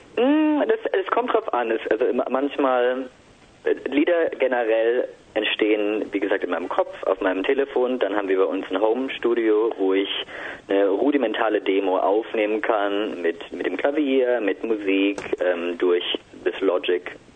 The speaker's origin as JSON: {"language": "German", "town": "Mannheim", "region": "Baden-Württemberg", "country": "Germany", "said": "Als Mannheimer"}